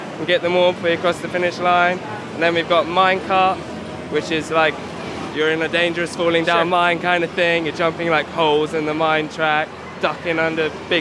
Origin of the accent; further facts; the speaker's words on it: Guildford, South East England, United Kingdom; I am from Guildford, UK